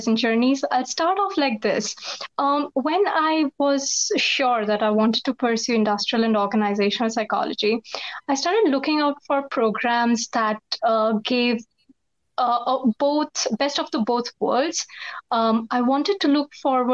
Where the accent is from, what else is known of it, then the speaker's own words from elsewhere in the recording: India; also born or lived in United States; I'm back to my country after pursuing my master's from the States